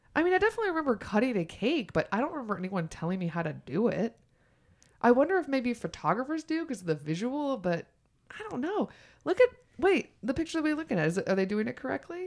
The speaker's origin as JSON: {"language": "English", "region": "the South", "country": "United States", "also_born_or_lived": "New York", "moved": "yes", "said": "I'm from the South"}